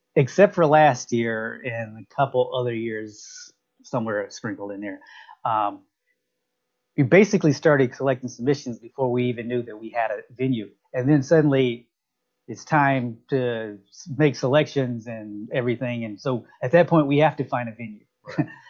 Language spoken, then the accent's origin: English; Alabama, United States; now in Tampa, United States; I'm from from Alabama, but I've lived in Tampa for a very long time